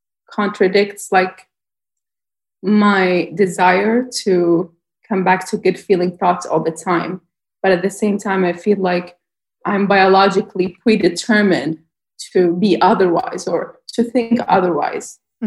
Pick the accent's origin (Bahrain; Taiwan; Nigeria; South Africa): Bahrain; I'm from Bahrain.